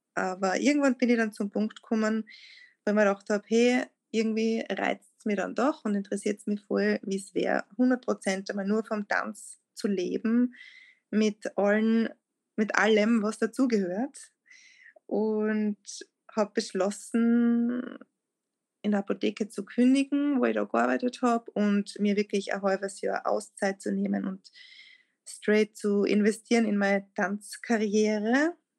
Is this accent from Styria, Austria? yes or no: yes; Lieboch, Styria, Austria; also born or lived in Graz; meinem Heimatort in Liebach, wo ich aufgewachsen bin